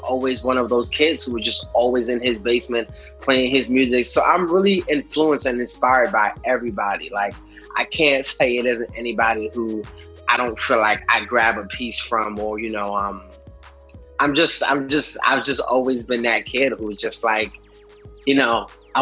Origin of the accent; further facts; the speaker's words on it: New York City, New York, United States; Born and raised in New York